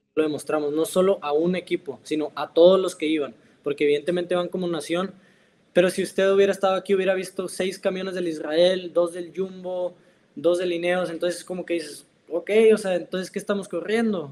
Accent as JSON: {"language": "Spanish", "country": "Mexico", "moved": "yes", "lives_now": "Italy"}